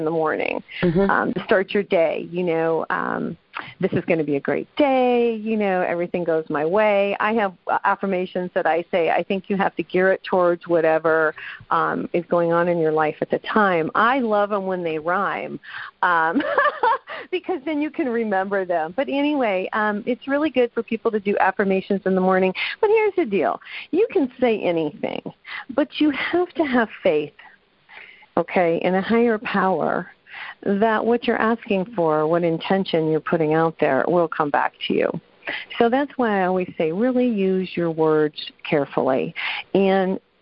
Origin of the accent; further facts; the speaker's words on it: New Mexico, United States; I'm from New Mexico